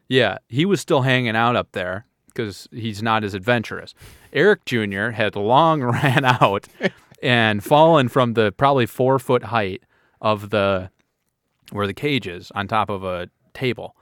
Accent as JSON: {"language": "English", "region": "Midwest", "country": "United States", "said": "We're from the Midwest"}